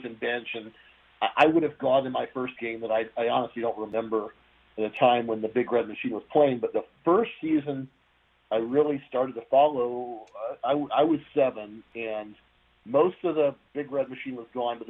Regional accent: Cincinnati, Ohio, United States; I grew up in Cincinnati, Ohio, and it's a big baseball town

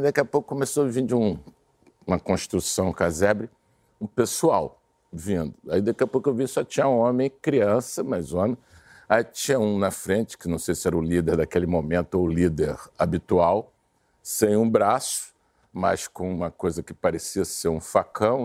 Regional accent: Brazil

